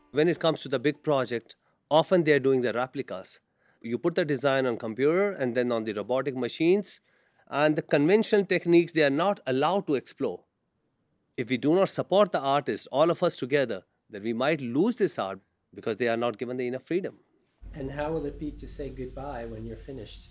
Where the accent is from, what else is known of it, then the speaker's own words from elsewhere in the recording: India; I'm from India